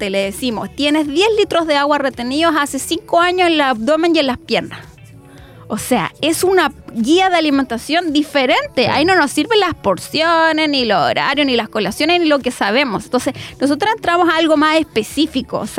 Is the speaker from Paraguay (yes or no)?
no; Chile; Y un poco cruzar como somos acá los latinos, como eh, cómo somos en Chile